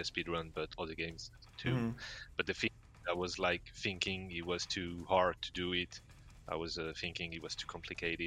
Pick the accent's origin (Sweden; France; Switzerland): France; near Montpellier, Occitania; I'm French. I'm from the south of France